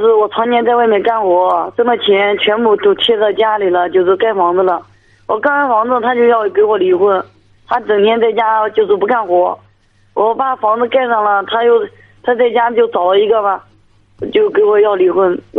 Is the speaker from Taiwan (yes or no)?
no; Jining, Shandong, China; 我是山东省济宁的，山东济宁的。